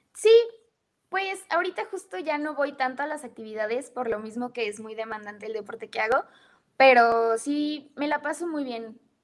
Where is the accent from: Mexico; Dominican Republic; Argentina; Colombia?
Mexico; also born or lived in United States; me regresé para México. O sea, el objetivo era que yo naciera allá